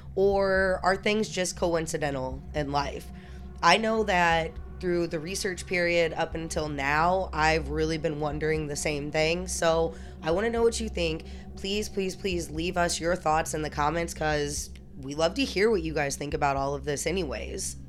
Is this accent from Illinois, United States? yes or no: yes; Alton, Illinois, United States; moved away; also born or lived in Saint Louis, Missouri; I'm from Alton, but then I moved to Saint Louis